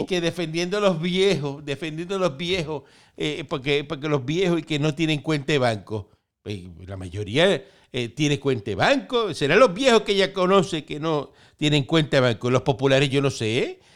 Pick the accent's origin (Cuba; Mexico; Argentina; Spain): Cuba; now in Puerto Rico; yo vengo de Cuba